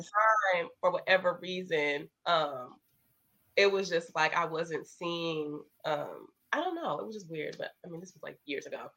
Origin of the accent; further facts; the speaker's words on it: Indiana, United States; also born or lived in Michigan; growing up in Indiana, which I wasn't born in Indiana, I was born in Michigan